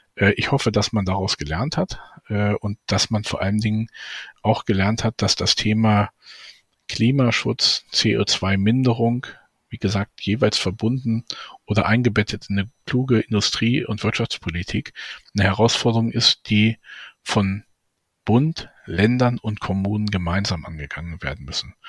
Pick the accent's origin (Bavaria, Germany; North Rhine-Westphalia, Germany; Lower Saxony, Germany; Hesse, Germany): Lower Saxony, Germany; Braunschweig; meiner Heimatstadt Braunschweig